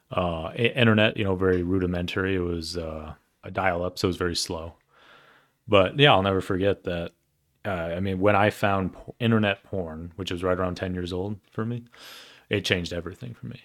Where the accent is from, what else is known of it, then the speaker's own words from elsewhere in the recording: Denver, Colorado, United States; I grew up in Cherry Creek, uh, and it, for people who don't know where that is, it's a very affluent part of Denver